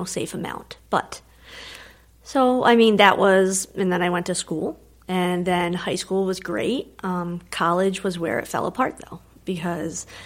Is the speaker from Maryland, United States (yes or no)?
no; New Jersey, United States; I was born in New Jersey